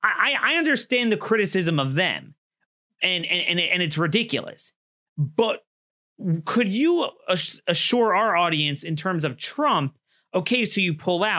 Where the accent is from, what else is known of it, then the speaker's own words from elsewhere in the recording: Maryland, United States; my home state of Maryland